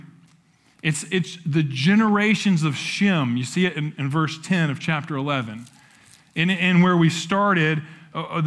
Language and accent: English; Appalachia, United States; now in San Antonio, United States; I'm from Appalachia